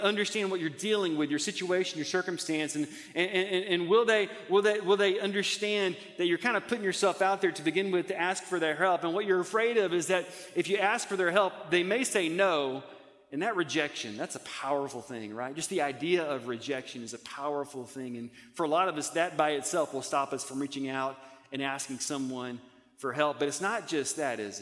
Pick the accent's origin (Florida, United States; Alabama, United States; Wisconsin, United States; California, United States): Alabama, United States; Montgomery; I grew up in Montgomery, Alabama